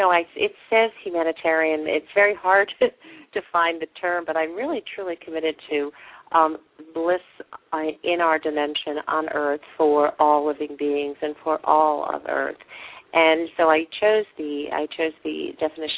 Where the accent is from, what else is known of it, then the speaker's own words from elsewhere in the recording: United States; moved away as an adult; also born or lived in Manhattan, New York / St. Louis, Missouri / Upstate New York; I was born originally in New York, New York, in Manhattan, but I was raised in St. Louis and then upstate New York